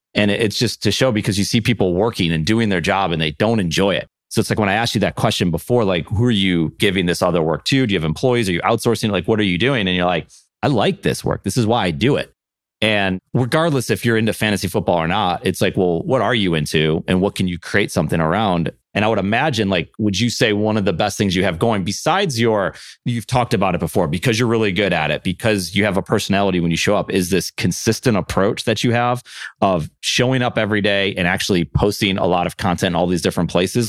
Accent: Buffalo, New York, United States; born and raised in Buffalo

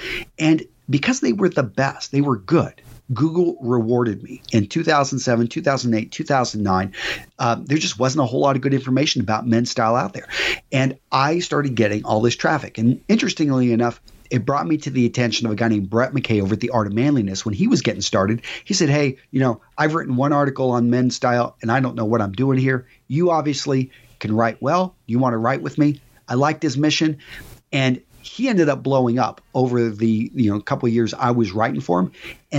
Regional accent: Texas, United States; also born or lived in California; Okay, so I was born in California, but I was raised primarily in West Texas.

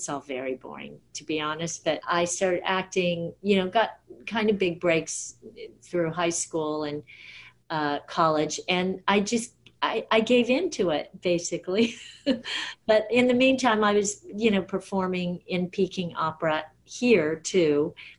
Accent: Southern California, United States; But I grew up in Southern California.

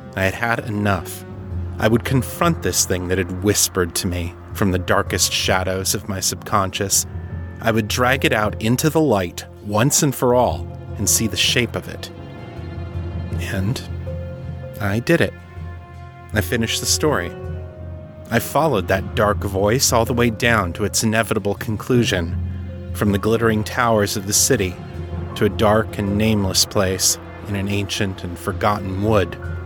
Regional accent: San Francisco, California, United States; my hometown of San Francisco

